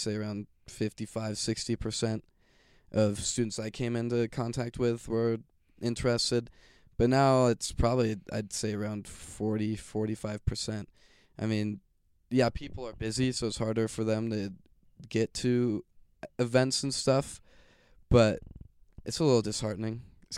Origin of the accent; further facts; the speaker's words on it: Fort Collins, Colorado, United States; Well, I was born here in Fort Collins. My dad's a pastor, so we moved all around Colorado